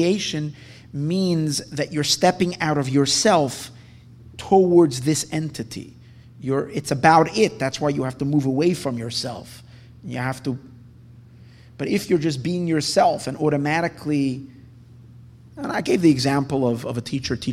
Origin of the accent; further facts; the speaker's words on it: United States; we're American Jews